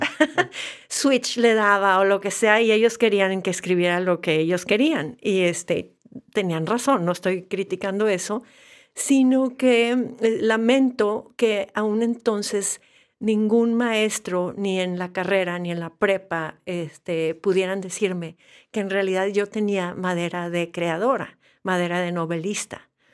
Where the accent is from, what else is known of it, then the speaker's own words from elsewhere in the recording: Monterrey, Nuevo León, Mexico; soy de Monterrey y Monterrey no invitaba mucho a, las artes